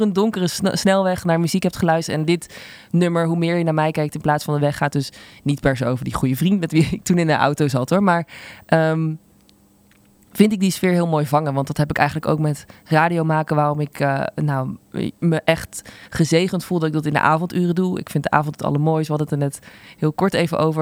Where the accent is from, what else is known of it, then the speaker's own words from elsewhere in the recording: Zundert, North Brabant, Netherlands; Ik kom uit Sundert, een dorp wat echt in de middle of nowhere is.